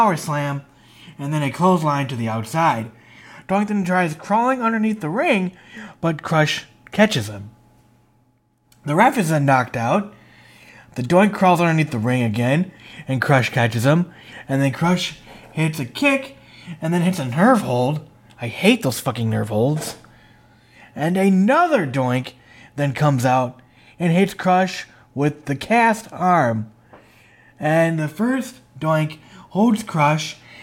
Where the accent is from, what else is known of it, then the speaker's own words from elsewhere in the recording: Princeton, Minnesota, United States; I am from Princeton, Minnesota, where Bob Backlund is from